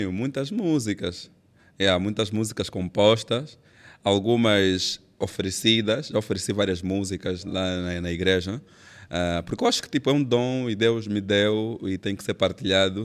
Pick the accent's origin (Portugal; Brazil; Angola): Angola; Benguela; sou de Benguela